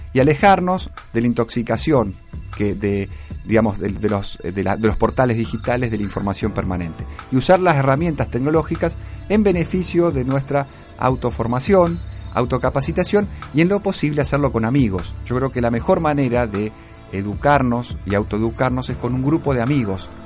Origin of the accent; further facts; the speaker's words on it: Argentina; vivimos en un hermoso país